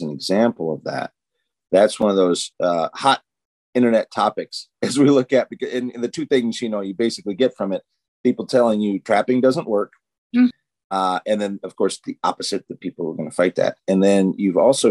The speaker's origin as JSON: {"language": "English", "country": "United States", "tie": "born or raised there", "said": "I grew up in the Quad Cities, Illinois, Iowa"}